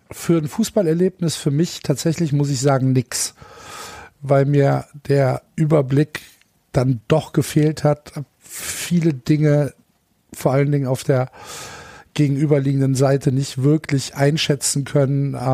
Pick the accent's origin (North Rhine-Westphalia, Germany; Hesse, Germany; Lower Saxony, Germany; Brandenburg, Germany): North Rhine-Westphalia, Germany; Cologne; obwohl ich Kölner bin und kein Gladbacher.